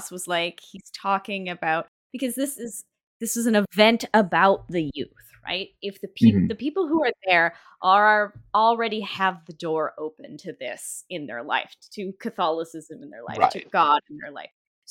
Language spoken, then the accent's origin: English; Canada; I'm Canadian